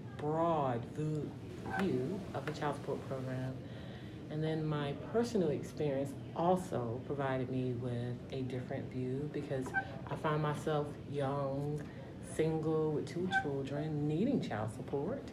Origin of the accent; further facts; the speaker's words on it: Pelham, Georgia, United States; I am from a very small town called Pelham, Georgia. And being raised in a small town